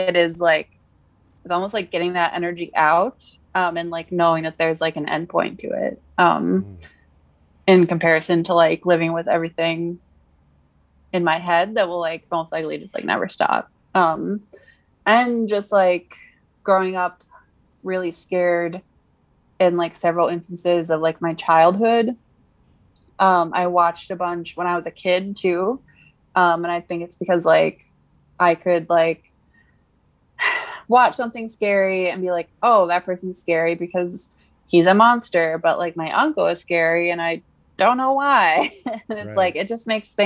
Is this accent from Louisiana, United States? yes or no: no; California, United States; I was born in California